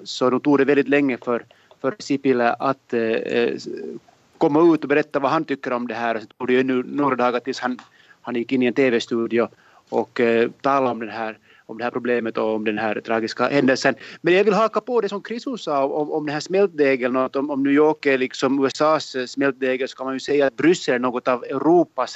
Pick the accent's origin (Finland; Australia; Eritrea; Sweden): Finland; moved away as an adult; now in Brussels, Belgium; som finlandssvensk